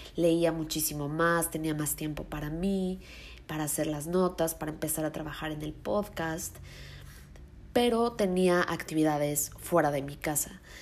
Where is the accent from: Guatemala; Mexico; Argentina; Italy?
Mexico; Mexico City; moved away as an adult; yo soy de Ciudad de México, me cambié a vivir a otro lugar